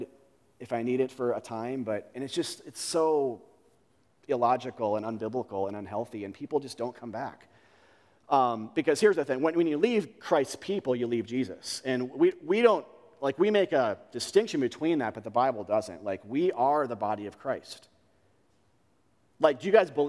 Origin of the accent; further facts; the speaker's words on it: United States; We're American believers